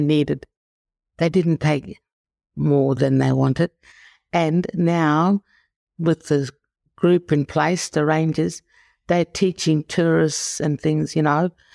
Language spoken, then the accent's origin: English; Norseman, Western Australia, Australia; also born or lived in Perth; now in Esperance, Australia; I grew up in Norseman. It was a gold mining town.